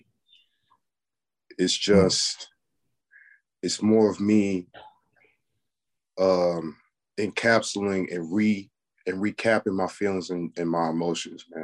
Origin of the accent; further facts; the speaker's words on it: Chicago, Illinois, United States; moved away as an adult; now in West Coast, United States; From Chicago. Been out, man. I've been on the West Coast now for like a year, going on 2 years now. But I'm originally from Rogers Park